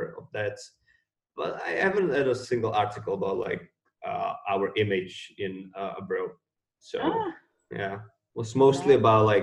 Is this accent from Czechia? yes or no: yes; Czechia; we as Czechs